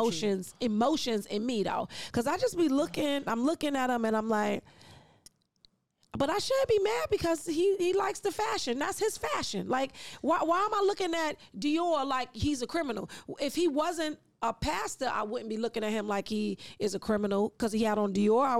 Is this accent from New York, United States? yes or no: yes; New York City, New York, United States; I'm from East New York